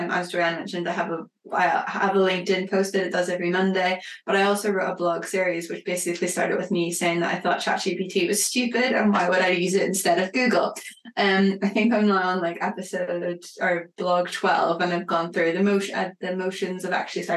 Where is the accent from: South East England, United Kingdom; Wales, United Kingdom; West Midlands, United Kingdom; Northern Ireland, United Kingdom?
Northern Ireland, United Kingdom; accent: Northern Irish; as you can hear from my accent, I'm Northern Irish